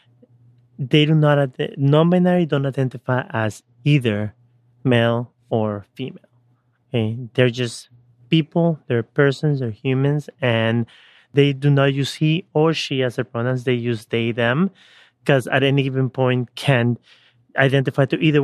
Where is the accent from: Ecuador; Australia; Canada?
Ecuador; when I was born, back in the 80s, early 80s, growing up in Ecuador, at age 4